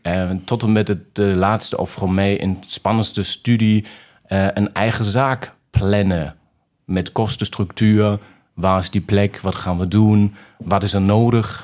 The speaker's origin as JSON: {"language": "Dutch", "town": "Remscheid", "region": "North Rhine-Westphalia", "country": "Germany", "tie": "born or raised there", "second_language": "Dutch", "said": "Ik ben geboren in Remscheid"}